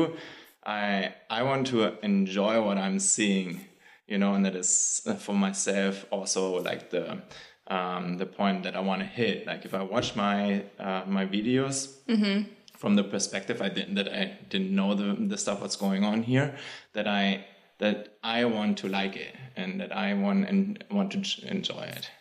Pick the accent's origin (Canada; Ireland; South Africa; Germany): Germany; now in New York City, United States; I'm from Germany.